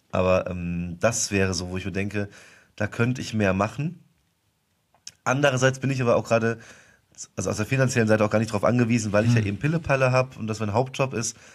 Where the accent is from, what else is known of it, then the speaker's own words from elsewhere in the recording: Westerwald, Germany; ich musste mittendrin mal umziehen in ein anderes Dorf und äh, obwohl das nur acht Kilometer von meinem Heimatdorf damals war, war das schon so, ich bin, ich bin Außerirdischer